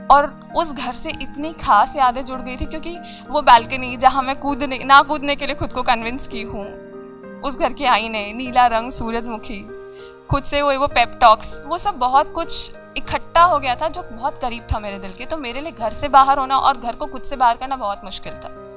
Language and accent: Hindi; Jodhpur, Rajasthan, India; moved away as an adult; now in Ahmedabad, India; मैं बेसिकली मैं जोधपुर से हूँ और अभी अहमदाबाद रह रही हूँ